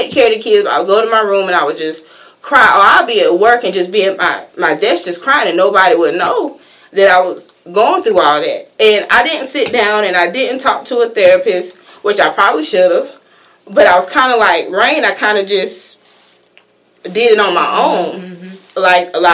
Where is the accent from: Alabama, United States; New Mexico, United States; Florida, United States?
Florida, United States; I grew up in Florida